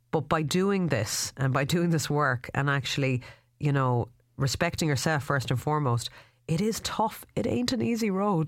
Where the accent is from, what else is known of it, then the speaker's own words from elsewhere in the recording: Ireland; as Irish people